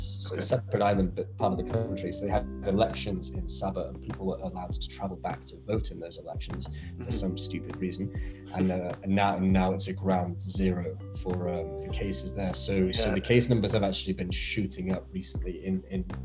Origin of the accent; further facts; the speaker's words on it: United Kingdom; moved away; I speak as a Brit, of course, having born and raised there